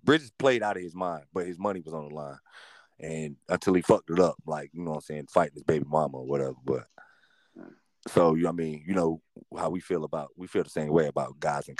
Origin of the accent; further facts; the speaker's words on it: North Carolina, United States; just based off the fact I'm from North Carolina.